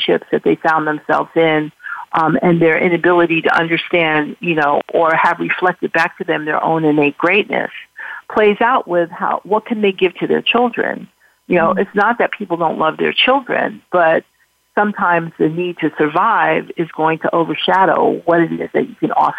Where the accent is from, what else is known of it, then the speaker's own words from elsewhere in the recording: New York City, New York, United States; I grew up in Harlem, and I did a lot of work in Harlem